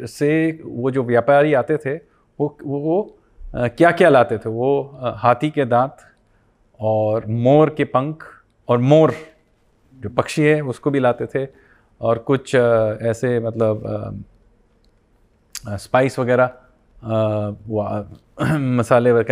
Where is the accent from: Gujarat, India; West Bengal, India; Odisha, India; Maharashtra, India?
West Bengal, India; देखिए मैं बंगाली हूँ तो मैं एक हरियाणवी जनजाति के साथ मेरा क्या लगाव है